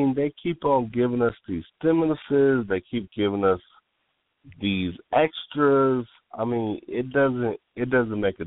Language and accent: English; Pontiac, Michigan, United States; moved away as an adult; now in Atlanta, United States; I'm from Pontiac, Michigan